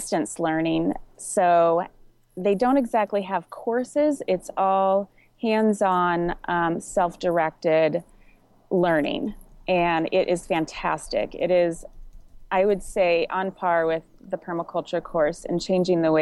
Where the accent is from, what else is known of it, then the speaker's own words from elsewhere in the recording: Anchorage, Alaska, United States; I grew up in Anchorage, and my parents had a big garden